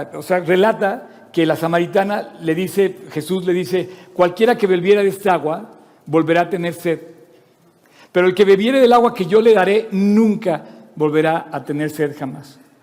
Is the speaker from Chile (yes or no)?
no; Mexico